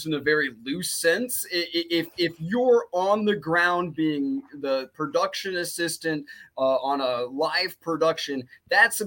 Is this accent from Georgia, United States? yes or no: no; Iowa, United States; moved away as an adult; now in Los Angeles, United States; I'm from Iowa, born and raised